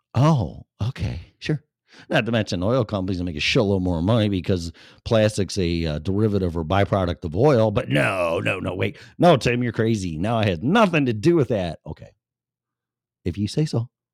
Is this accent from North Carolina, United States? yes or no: no; Chicago, Illinois, United States; also born or lived in Florida; now in Colorado, United States; I was born and raised in Chicago